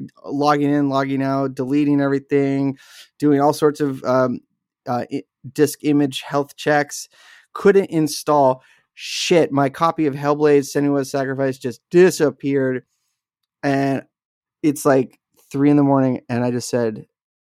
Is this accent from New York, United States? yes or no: no; Wasilla, Alaska, United States; the town I grew up in Wasilla, Alaska